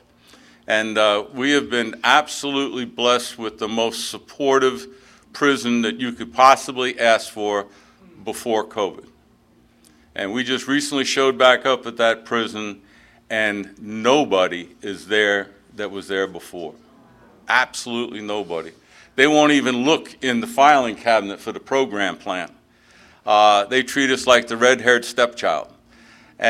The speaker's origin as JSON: {"language": "English", "town": "New York City", "region": "New York", "country": "United States", "also_born_or_lived": "Baltimore, Maryland", "moved": "as an adult", "lives_now": "Oriental, United States", "said": "I'm originally from the Bronx of New York City"}